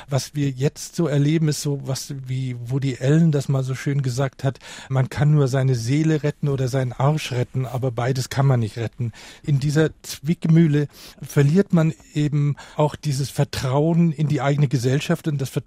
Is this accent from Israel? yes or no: no; Kaufbeuren, Bavaria, Germany; eine kleine Stadt in Bayern.